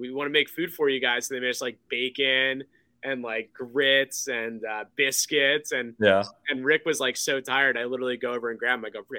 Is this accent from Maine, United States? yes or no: no; New Jersey, United States; moved away; We're from Central Jersey.